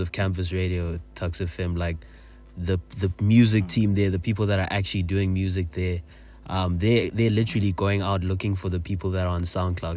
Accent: South Africa; a South African listener

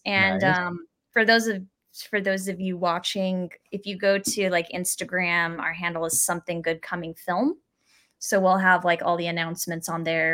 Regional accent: Phoenix, Arizona, United States; now in Los Angeles, United States; I'm from Arizona. I live in LA now, but that's my hometown

